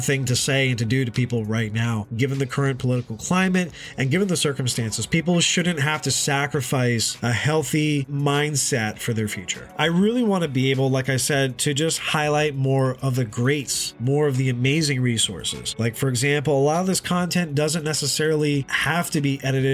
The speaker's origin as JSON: {"language": "English", "area": "Hudson Valley", "region": "upstate New York", "country": "United States", "said": "I'm originally from the Hudson Valley area in upstate New York"}